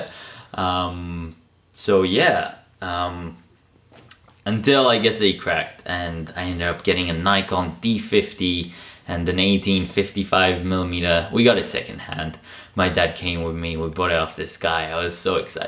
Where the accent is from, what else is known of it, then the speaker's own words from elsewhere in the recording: Israel; moved away; I'm originally from Israel